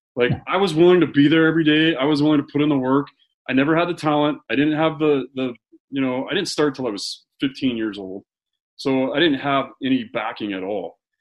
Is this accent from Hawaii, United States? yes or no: no; Utah, United States; growing up in Utah